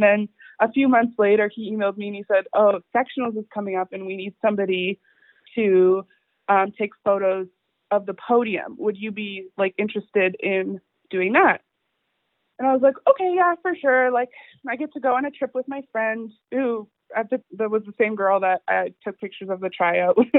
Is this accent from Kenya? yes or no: no; Halifax, Nova Scotia, Canada; I'm from Halifax